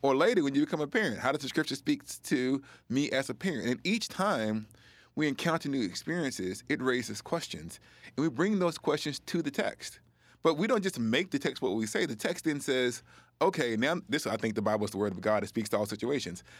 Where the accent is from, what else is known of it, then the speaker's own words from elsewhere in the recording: the South, United States; I was a black person growing up in the South, experiencing poverty and racism.